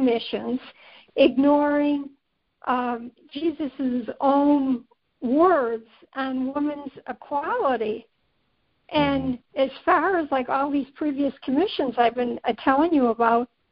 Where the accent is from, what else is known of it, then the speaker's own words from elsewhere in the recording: Ireland; being Irish